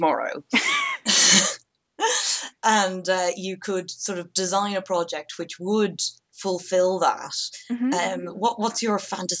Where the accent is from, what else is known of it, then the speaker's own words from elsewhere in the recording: Ireland; growing up in Ireland, in primary school, we had modern Irish as a subject